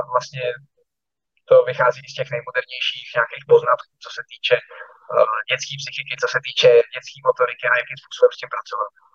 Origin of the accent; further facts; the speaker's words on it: Czechia; jsme vlastně Češi